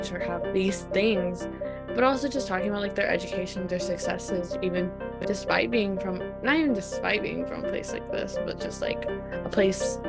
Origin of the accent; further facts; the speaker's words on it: Stockton, California, United States; my hometown, Stockton, California